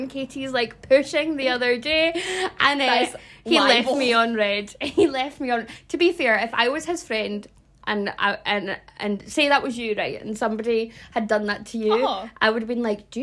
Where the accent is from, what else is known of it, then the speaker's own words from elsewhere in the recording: Scotland, United Kingdom; We are Scottish.